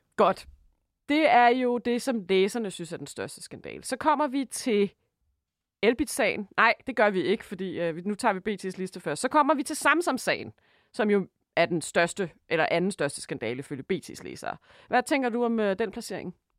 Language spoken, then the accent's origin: Danish; Denmark; vi som danskere